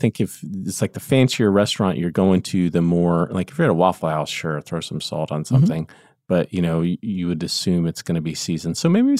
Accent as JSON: {"language": "English", "country": "United States", "said": "as an American"}